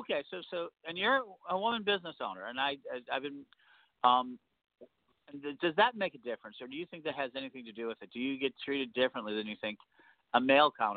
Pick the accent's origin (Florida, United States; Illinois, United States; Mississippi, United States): Illinois, United States; Chicago; in Chicago, my hometown